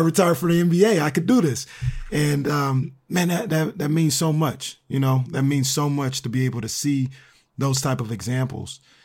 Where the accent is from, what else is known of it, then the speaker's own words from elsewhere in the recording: Sacramento, California, United States; being a kid growing up in Sacramento